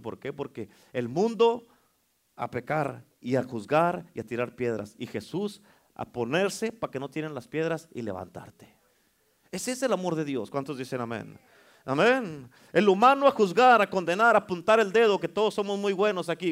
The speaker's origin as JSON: {"language": "Spanish", "country": "Mexico", "moved": "yes", "lives_now": "United States", "said": "Uno como mexicano"}